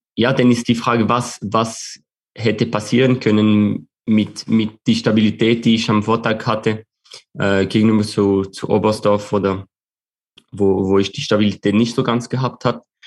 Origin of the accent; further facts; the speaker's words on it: Switzerland; als Schweizer